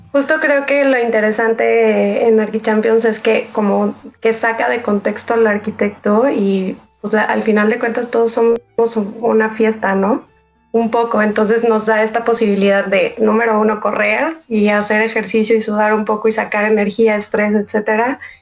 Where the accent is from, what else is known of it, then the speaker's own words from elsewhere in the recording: Mazatlán, Sinaloa, Mexico; moved away; crecí en Mazatlán, entonces pues está metido en mi sangre